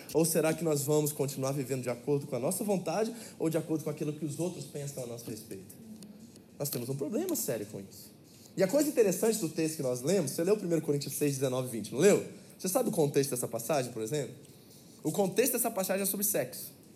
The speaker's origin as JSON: {"language": "Portuguese", "country": "Brazil", "also_born_or_lived": "United States", "moved": "yes", "lives_now": "Japan", "said": "nós somos brasileiros"}